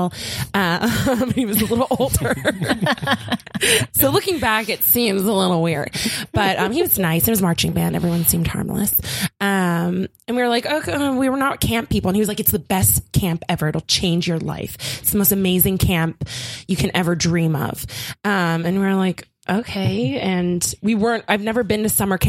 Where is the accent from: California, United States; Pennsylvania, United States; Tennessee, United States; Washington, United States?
Pennsylvania, United States; Philadelphia; I'm from Philly. And Philly's not like very pretty.